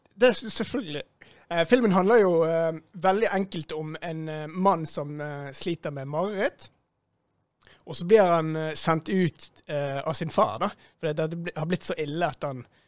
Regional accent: Bergen, Vestland, Norway; jeg kommer fra Beistheim

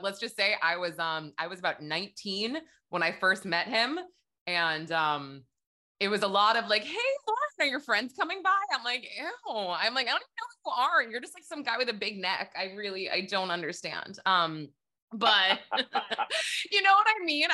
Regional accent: New Hampshire, United States; I'm also from New Hampshire

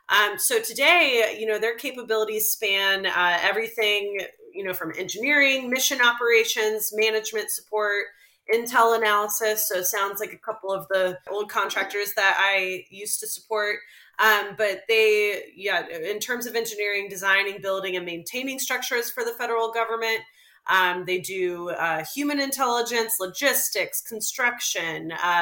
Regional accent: Fredericksburg, Virginia, United States; my hometown.

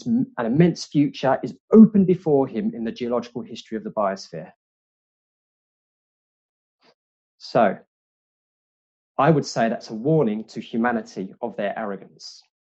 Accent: United Kingdom; I'm British. I love the BBC, so this is pretty good.

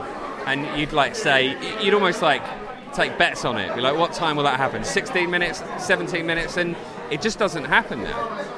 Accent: Essex, London, United Kingdom; I live in where I'm from Essex, but it is technically a London borough.

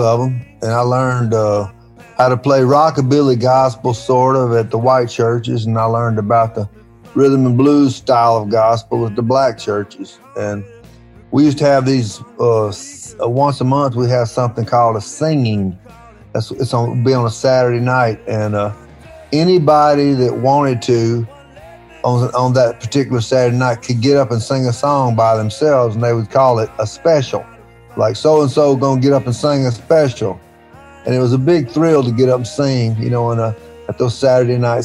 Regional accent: Tupelo, Mississippi, United States; we all are what we came from, and that's what I came from

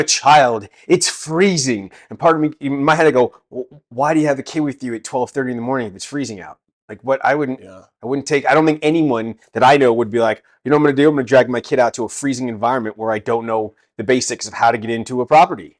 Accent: California, United States; now in England, United Kingdom; I'm actually American from California.

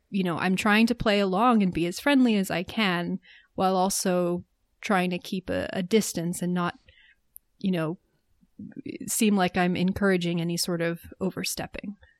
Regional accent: United States; as an American

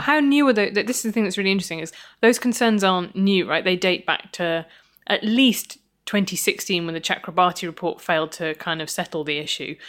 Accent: Midlands, United Kingdom; I grew up in the Midlands

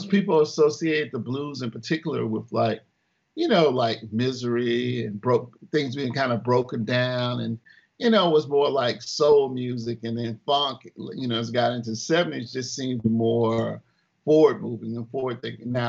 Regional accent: Memphis, Tennessee, United States; So, you know, we grew up in Chatham, Memphis in a way.

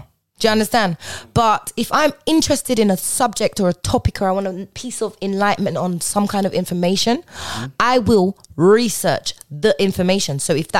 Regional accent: Jamaica; Jamaicans. I'm Jamaican.

